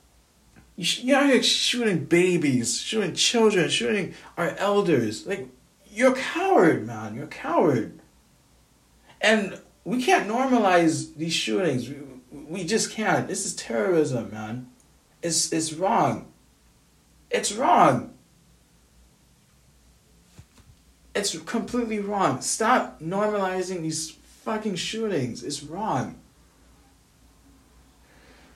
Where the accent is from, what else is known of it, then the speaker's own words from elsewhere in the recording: Grenada; now in United States; I'm from Grenada.